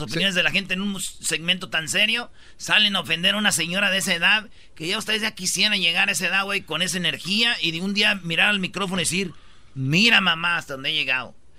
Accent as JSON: {"language": "Spanish", "region": "Michoacán", "country": "Mexico", "moved": "yes", "said": "yo soy de Michoacán"}